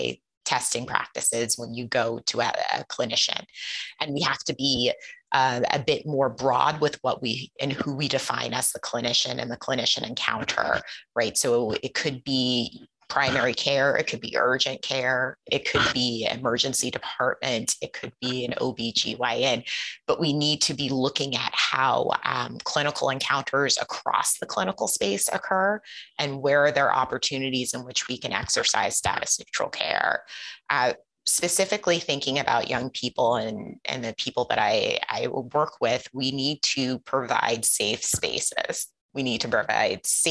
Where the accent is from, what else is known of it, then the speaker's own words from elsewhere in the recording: Ohio, United States; I grew up in Ohio.